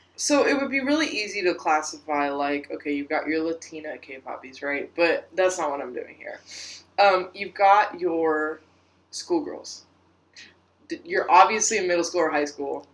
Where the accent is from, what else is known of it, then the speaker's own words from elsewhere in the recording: United States; we're American